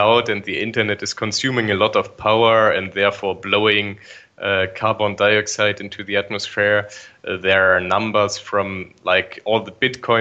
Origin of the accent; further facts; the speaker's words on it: Bremen, Germany; now in Darmstadt, Germany; Originally, I'm from Bremen